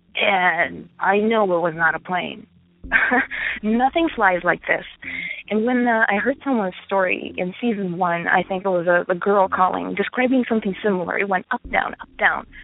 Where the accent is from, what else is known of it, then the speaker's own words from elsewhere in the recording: Ukraine; now in United States; I am from Ukraine currently I live in the United States